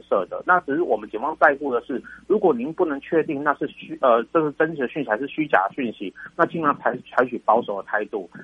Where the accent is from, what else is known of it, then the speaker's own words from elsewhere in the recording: Taiwan; 我们台湾人， 台湾的国民